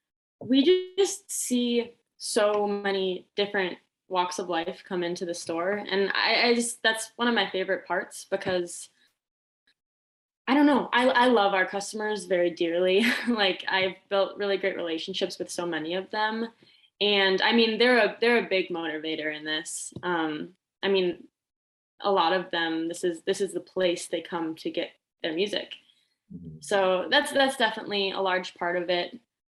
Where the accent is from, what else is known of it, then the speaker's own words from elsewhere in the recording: near Janesville, Wisconsin, United States; The Janesville location was the first exclusive company I had gone to. It's close to my hometown.